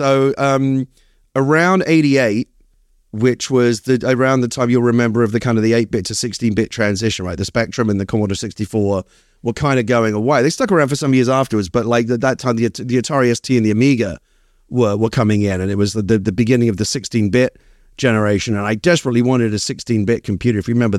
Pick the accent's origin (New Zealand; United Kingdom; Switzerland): United Kingdom; Hackney, London; accent: Cockney; now in United States; I have a proper working class Cockney background. I was raised in Hackney, in East London. And yeah, I get very nostalgic for it sometimes. I haven't been back in years.